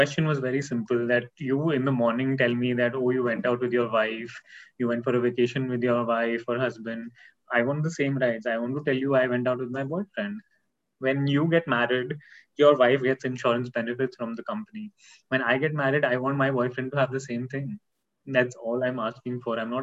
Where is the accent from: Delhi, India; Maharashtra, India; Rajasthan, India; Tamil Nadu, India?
Maharashtra, India; Nagpur; moved away as an adult; also born or lived in Pune; This was all in Nagpur. I'm basically from Nagpur